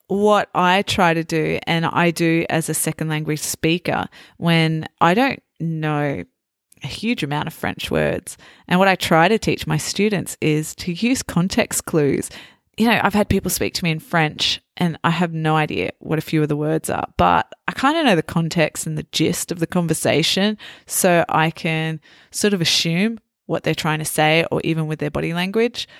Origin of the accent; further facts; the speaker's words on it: Australia; I'm Australian